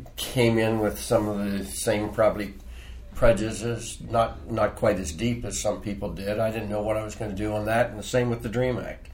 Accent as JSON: {"language": "English", "town": "Frederick", "region": "Maryland", "country": "United States", "tie": "born or raised there", "said": "I was born on Market Street, grew up in Frederick."}